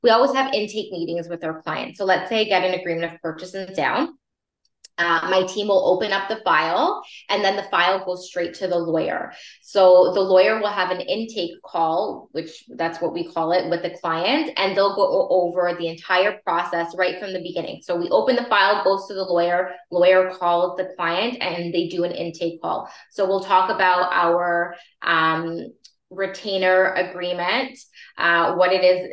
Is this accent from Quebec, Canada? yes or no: no; Vaughan, Ontario, Canada; I grew up in Vaughan and I have a lot of connections there